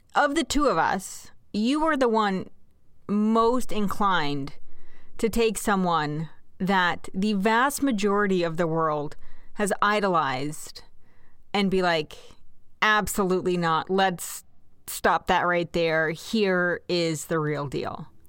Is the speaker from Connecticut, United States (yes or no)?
no; Kansas, United States; born and raised in Kansas